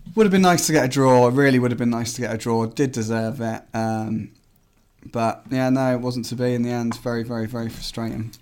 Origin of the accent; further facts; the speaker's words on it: Swindon, South West England, United Kingdom; now in Midlands, United Kingdom; we're from Swindon.